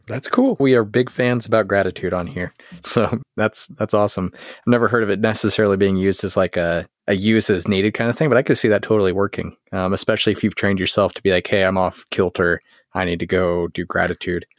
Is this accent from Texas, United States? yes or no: yes; Texas, United States; I'm Texan